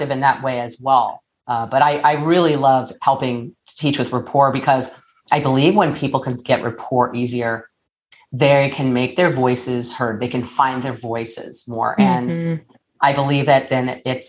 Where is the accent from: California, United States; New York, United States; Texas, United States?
California, United States; Southern; I'm from Southern California